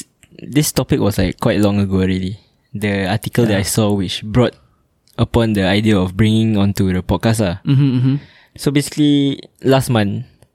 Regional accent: Singapore; Like Malays don't relate ourselves to Malaysian Malays.

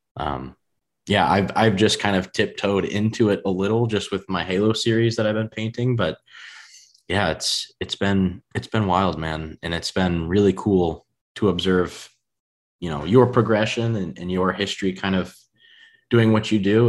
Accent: United States; accent: US country; if there's a U S version, I feel like my accent would be in that, in the country range.

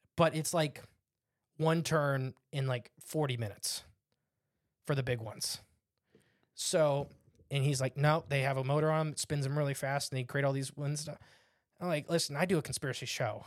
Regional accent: Northwest Ohio, United States; we're from Northwest Ohio

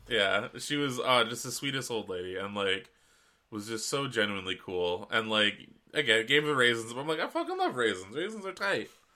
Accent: West Coast, British Columbia, Canada; being a Canadian, especially on the West Coast, the Wet Coast

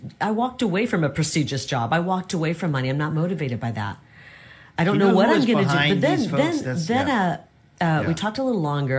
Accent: United States; But I never, I'm just an American. I'm a mixture of everything.

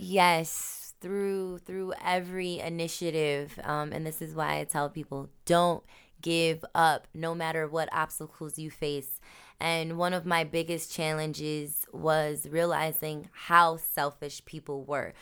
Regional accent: United States; I may be black American

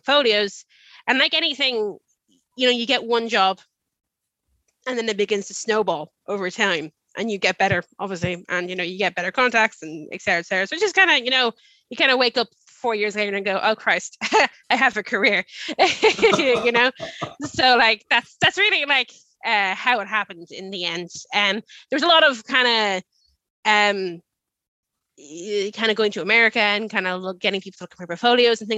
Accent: Dublin, Leinster, Ireland; accent: upper class Dublin, with an American twang; I have like a kind of a, I want to say like a, like an upper class Dublin accent

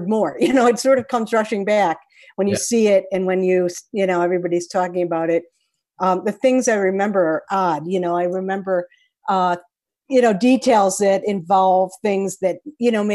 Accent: Chicago, Illinois, United States; I'm from Chicago

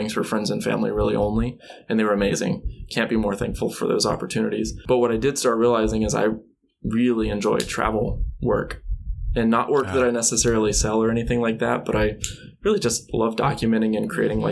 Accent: Alabama, United States; I grew up in Alabama

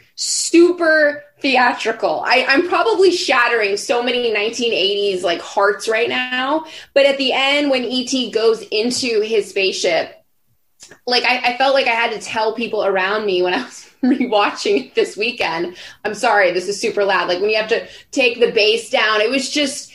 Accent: outside Orlando, Florida, United States; moved away; I grew up outside Orlando, like an hour outside Orlando.

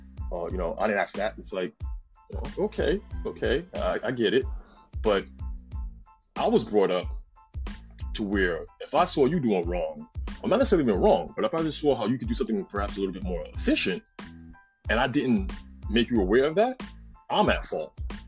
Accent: New York, United States; moved away; I'm from New York, but I've lived quite literally all over the world.

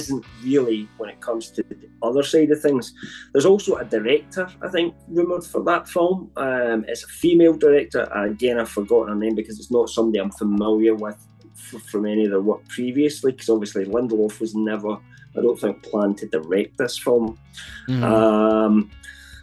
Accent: United Kingdom; I'm British

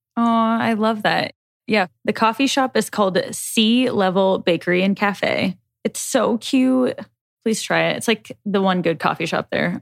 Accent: Nebraska, United States; We we're from Nebraska

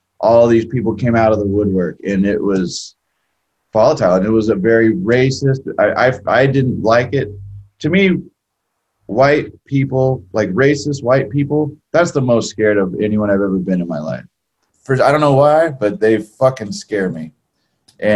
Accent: California, United States; growing up in California

